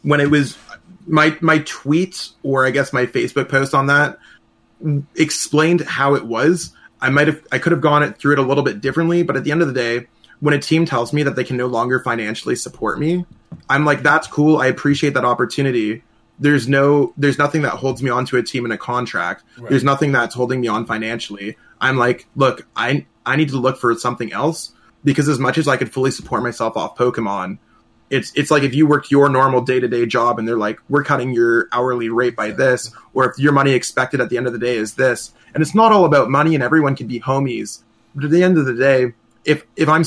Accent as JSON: {"language": "English", "country": "Canada", "said": "as a Canadian"}